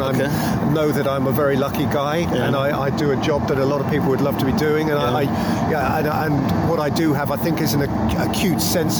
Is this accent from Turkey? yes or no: no; England, United Kingdom; I'm an Englishman